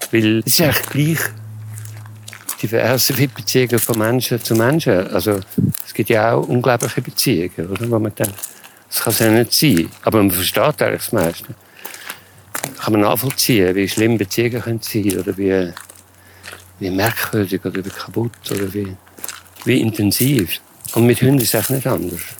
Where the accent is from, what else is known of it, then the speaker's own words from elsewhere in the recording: Salzburg, Austria; ich bin auf dem Land aufgewachsen und ich bin immer in der Natur gewesen, im Waldhaus und Salzburg.